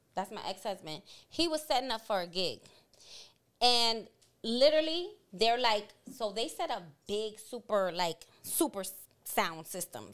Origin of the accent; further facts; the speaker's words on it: New York City, New York, United States; born and raised in Boogie Down, Bronx, New York